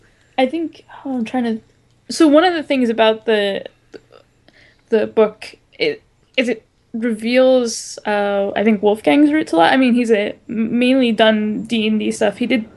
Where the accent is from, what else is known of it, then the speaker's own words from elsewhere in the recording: Japan; why should I concentrate on medieval Europe when I am from Japan and that's my ancestry?